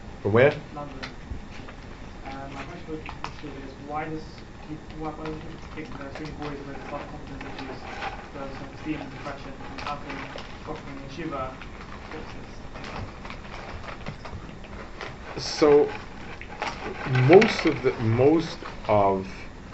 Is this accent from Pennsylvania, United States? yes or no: no; New York City, New York, United States; I grew up in Lower East Side.